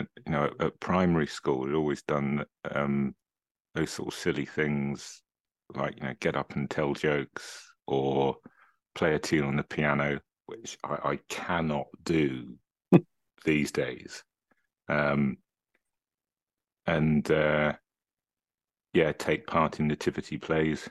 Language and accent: English; Cambridge, East of England, United Kingdom; I was born in Cambridge, actually in what was the original Rosie Maternity Ward on Mill Road